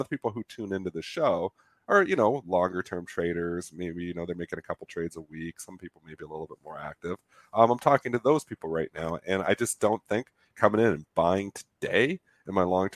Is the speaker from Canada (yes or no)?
yes; Canada; I'm Canadian